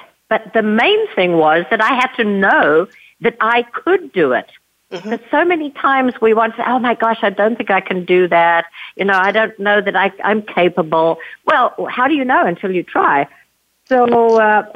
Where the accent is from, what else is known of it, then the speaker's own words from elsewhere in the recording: a little town outside of Johannesburg, Gauteng, South Africa; moved away; So, yes, I was born and raised in South Africa. I grew up in a little town outside of Johannesburg, South Africa